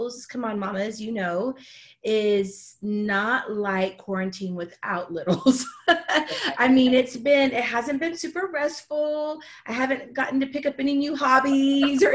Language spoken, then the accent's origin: English; Houston, Texas, United States; moved away as an adult; now in Dallas, United States; in my hometown where I'm from, which is Houston